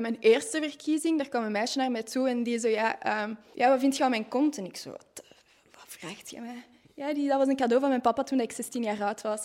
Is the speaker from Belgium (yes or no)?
yes; Tervuren, Flanders, Belgium; moved away as an adult; now in Vilvoorde, Belgium; ik ben afkomstig van Tervuren en dat is daar enorm rustig